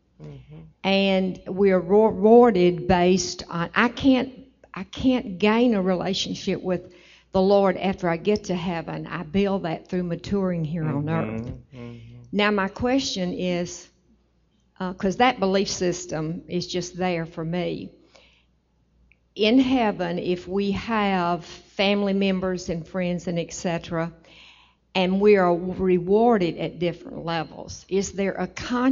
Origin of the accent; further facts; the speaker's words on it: Mississippi, United States; I'm visiting from Mississippi.